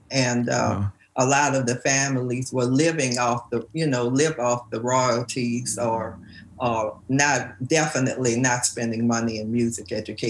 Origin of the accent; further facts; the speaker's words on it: New Orleans, Louisiana, United States; accent: New Orleans; moved away; also born or lived in New York; I'm born and raised. You can tell by that accent